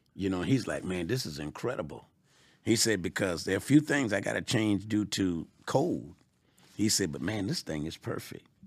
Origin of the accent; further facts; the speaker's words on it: Georgia, United States; I'm from Georgia